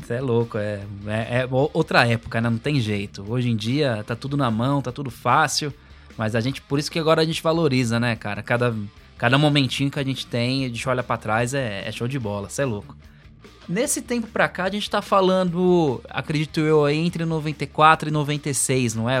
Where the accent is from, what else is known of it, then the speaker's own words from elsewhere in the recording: São Paulo, Brazil; now in Guarulhos, Brazil; eu vim da Zona Norte também, lá de, lá de São Paulo. É, hoje, hoje a gente está aqui em Guarulhos